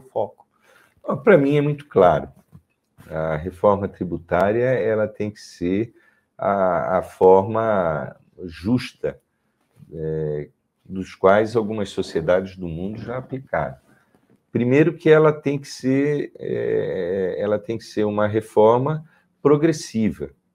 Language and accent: Portuguese; Santa Catarina, Brazil; eu, como catarinense